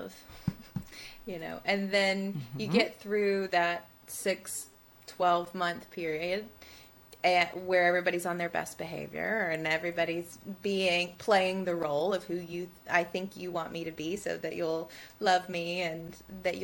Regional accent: Tuscaloosa, Alabama, United States; born or raised there

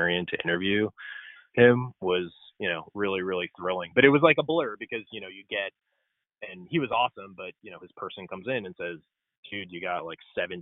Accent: Cleveland, Ohio, United States; I'm from Cleveland

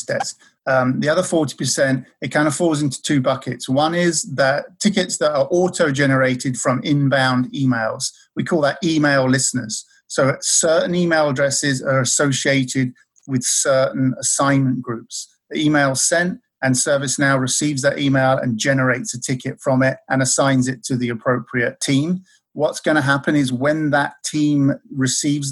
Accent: Maldon, East of England, United Kingdom; moved away; the town where I'm from in the UK

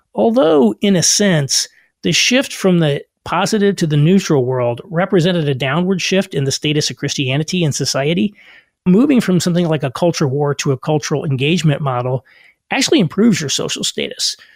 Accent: rural Southern Indiana, United States; moved away; also born or lived in New York / Chicago; I also grew up in rural Southern Indiana

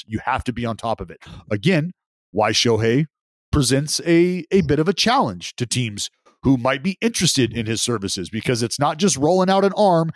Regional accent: United States; as an American going over there for the first time

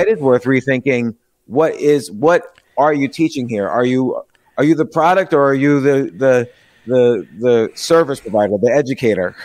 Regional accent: Princeton, New Jersey, United States; I lived, I grew up in Princeton

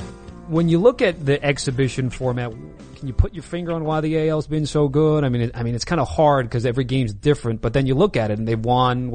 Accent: West Coast, United States; I'm from the West Coast.

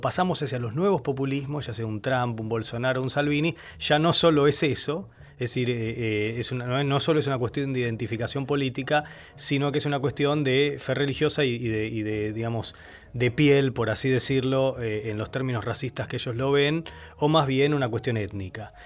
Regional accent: Argentina; moved away as an adult; now in United States; nuestra experiencia como argentinos

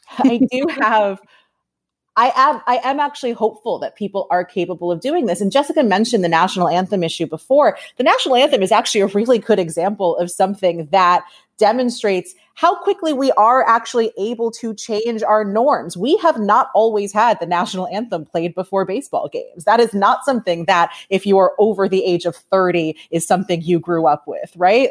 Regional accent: New York, United States; born or raised there; moved away as an adult; now in Los Angeles, United States

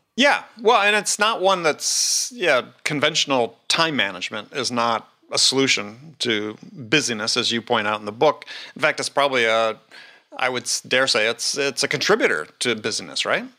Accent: Wisconsin, United States; I almost ended up growing up in Knoxville, instead of, instead of Wisconsin

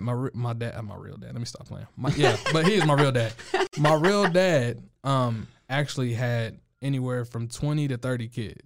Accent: Waco, Texas, United States; also born or lived in California / Missouri / New Jersey; I grew up here in Waco, Texas, but I moved around a lot. My brother was in the military, so I spent some time living in California, Missouri. My mom's from Jersey. I grew up in Jersey also.

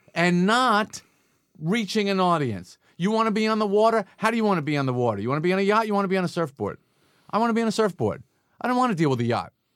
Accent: Long Island, New York, United States; growing up on Long Island

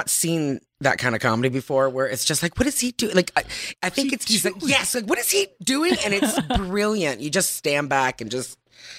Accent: Tillsonburg, Ontario, Canada; also born or lived in Pointe-Claire, Quebec / Toronto; now in Los Angeles, United States; I grew up in Tilsonburg.

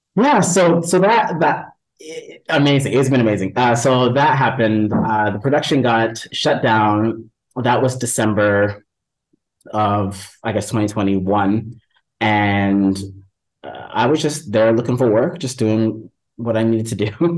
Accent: Canada; us Canadians that came over

